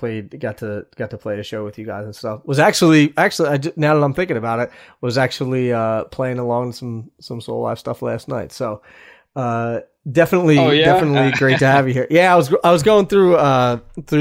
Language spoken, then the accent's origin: English; West Chester, Pennsylvania, United States; my hometown in Westchester, Pennsylvania